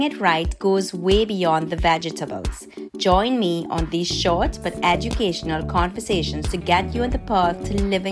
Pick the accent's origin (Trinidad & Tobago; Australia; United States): Trinidad & Tobago; first language Spanish; English is a second language; also born or lived in Ecuador; I was born in Ecuador, but I have lived in Trinidad and Tobago for the majority of my life. Yes, my first language is Spanish, but I am a Trini all the way